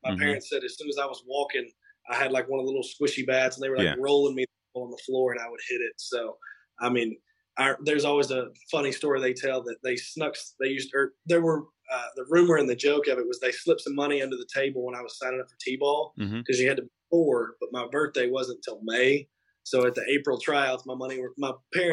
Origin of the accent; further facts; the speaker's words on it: the South, Tennessee, United States; I'm from the South.